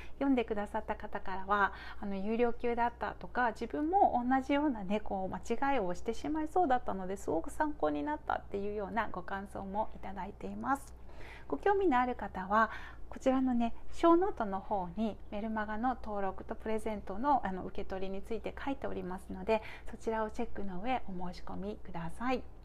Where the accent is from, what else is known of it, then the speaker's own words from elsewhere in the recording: Japan; 私は日本で育ってで日本で今